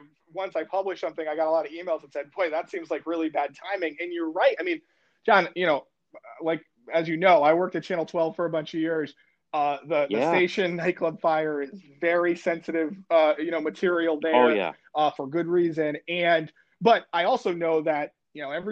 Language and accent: English; Connecticut, United States; moved away; I grew up in Connecticut